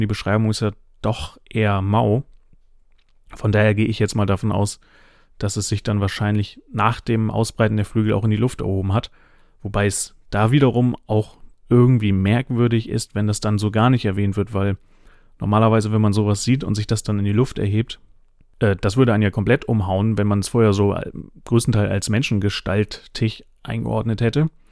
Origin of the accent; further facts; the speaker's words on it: Northern Germany, Germany; ich bin äh, Flachländer, ich komme aus dem Norden